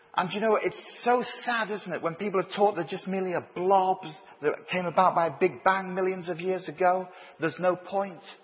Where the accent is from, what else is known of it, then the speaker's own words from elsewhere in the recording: Leeds, Yorkshire and the Humber, United Kingdom; moved away as an adult; now in Ireland; Although I've lived in Ireland for 34 years, I grew up in Leeds.